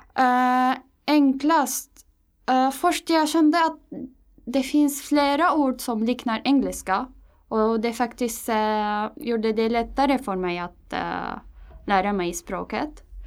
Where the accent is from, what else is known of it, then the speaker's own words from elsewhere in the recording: Damascus, Damascus Governorate, Syria; Swedish is a second language; moved away as an adult; now in Stockholm, Sweden; jag kommer från Syrien, äh, Damaskus